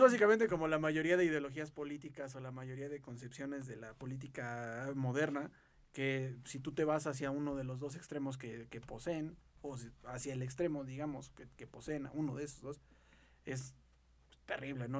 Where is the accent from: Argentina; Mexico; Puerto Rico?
Mexico; forjarnos una identidad totalmente como mexicanos